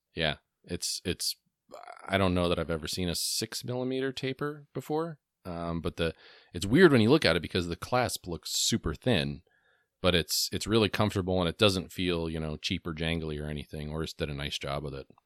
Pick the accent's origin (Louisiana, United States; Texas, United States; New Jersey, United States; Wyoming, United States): New Jersey, United States; I grew up in New Jersey in the nineties